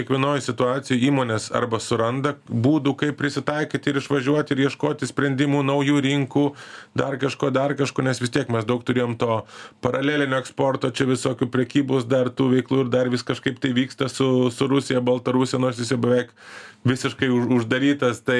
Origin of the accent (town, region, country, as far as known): Lithuania